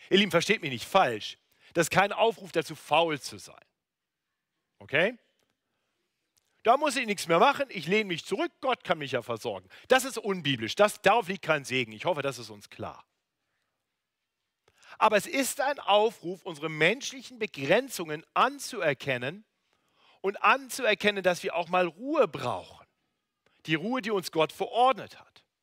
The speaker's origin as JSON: {"language": "German", "region": "North Germany", "country": "Germany", "lives_now": "Munich, Germany", "said": "Das ist ja der äh, große Vorteil, wenn man in München lebt im Gegensatz zu Norddeutschland, wo ich herkomme."}